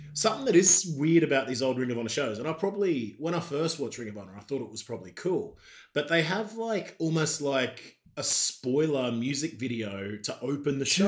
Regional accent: Queensland, Australia; moved away as an adult; now in United Kingdom; I'm from a proper bogan Australia, mate. I'm from Queensland

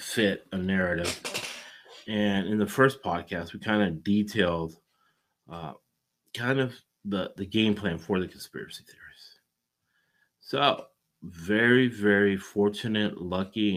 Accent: United States; we're all American

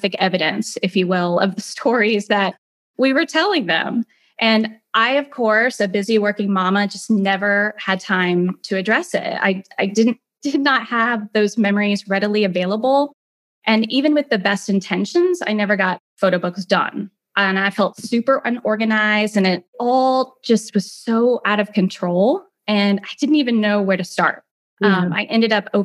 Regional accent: Greenwood, Indiana, United States; now in Atlanta area, Georgia, United States; I grew up in Indiana in a town called Greenwood. It's about 30 minutes south of Indianapolis.

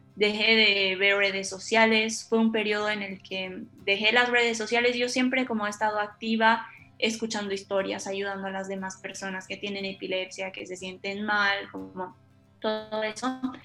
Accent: Bolivia; moved away as an adult; now in Argentina; cuando me fui de Bolivia, porque soy de Bolivia, cuando me fui de Bolivia y me vine a estudiar a Argentina

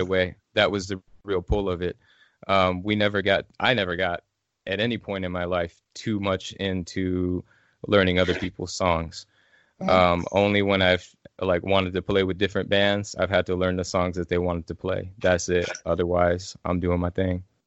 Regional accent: Illinois, United States; moved away as an adult; now in Asheville, United States; I'm originally from Illinois

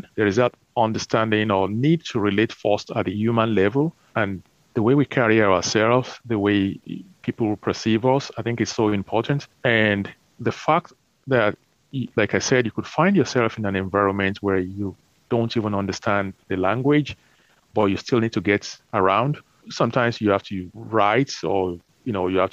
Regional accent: Nigeria; growing up in Nigeria

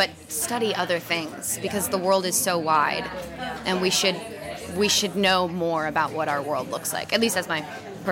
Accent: Southern California, United States; I grew up in Southern California in a small little beach town

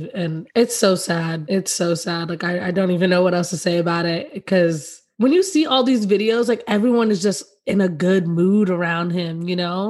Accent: New York, United States; I'm from New York

